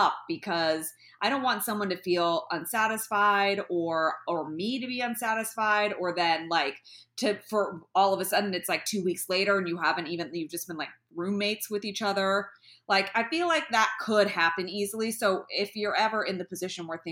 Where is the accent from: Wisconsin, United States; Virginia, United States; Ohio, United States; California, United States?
California, United States; the Bay Area; moved away; I'm from the Bay Area